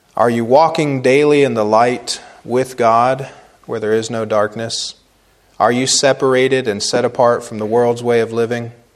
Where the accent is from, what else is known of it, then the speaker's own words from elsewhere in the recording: Cambridge, Ohio, United States; moved away as an adult; I'm coming home from Christmas break in the Army